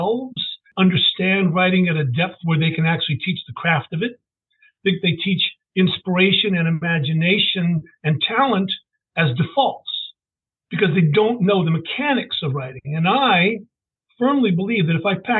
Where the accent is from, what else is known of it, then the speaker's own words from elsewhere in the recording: Richmond, Virginia, United States; I'm one of those really lucky people that lives in the city of his birth